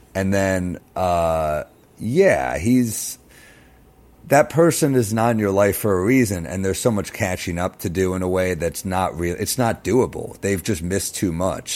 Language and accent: English; New York City, New York, United States; I grew up in Manhattan